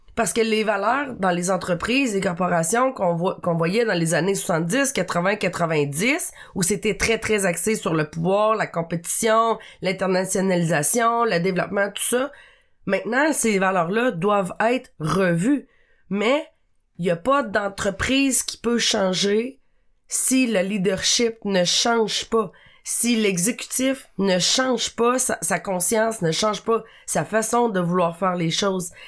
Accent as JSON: {"language": "French", "area": "Abitibi", "region": "Quebec", "country": "Canada", "said": "je viens euh, de l'Abitibi, qui est quand même une région... Euh un peu éloigné euh, des grands centres"}